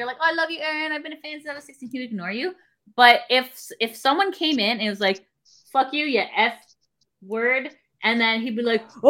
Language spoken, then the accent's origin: English; Canada; as a Canadian who has free healthcare